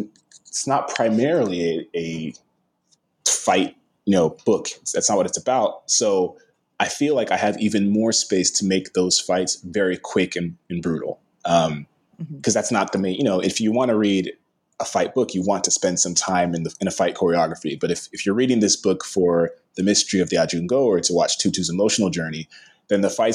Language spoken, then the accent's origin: English; Las Vegas, Nevada, United States; I grew up in Las Vegas.